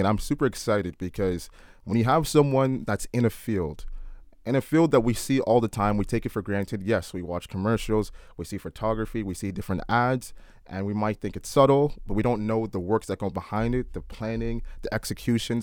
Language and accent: English; Oakville, Ontario, Canada; we're from Oakville